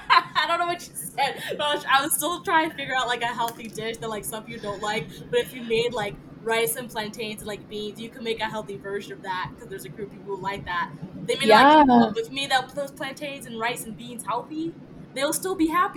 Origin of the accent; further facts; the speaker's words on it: Cameroon; English is a second language; So English is the primary language in our household, but it's not my primary language. My family's from Cameroon. And we're from the French side of Cameroon.